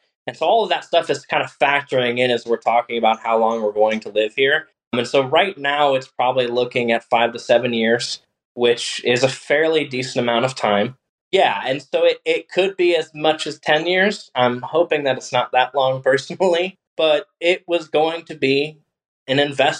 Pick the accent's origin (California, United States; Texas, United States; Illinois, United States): Texas, United States; now in Baltimore, United States; So I am from Texas, and I will get back to Texas, and I have been slowly wearing my wife down to move back to Texas.